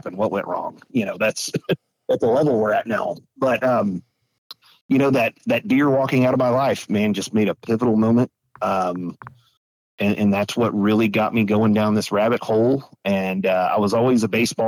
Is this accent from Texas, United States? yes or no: yes; Weatherford, Texas, United States; I grew up in Weatherford, Texas